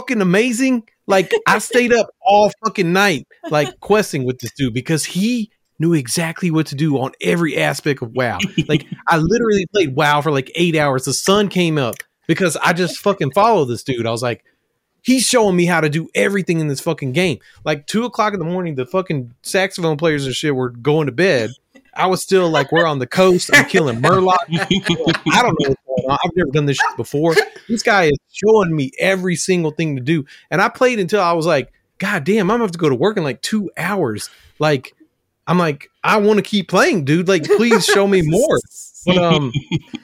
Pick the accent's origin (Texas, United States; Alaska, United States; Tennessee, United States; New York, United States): Tennessee, United States; my home state, Tennessee